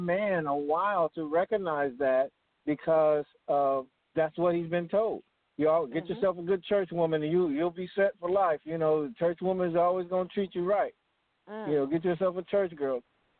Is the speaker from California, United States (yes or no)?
yes; Los Angeles, California, United States; now in Louisville, United States; back growing up in Los Angeles, California, I went to Pastor Fred Price's church just to see the women.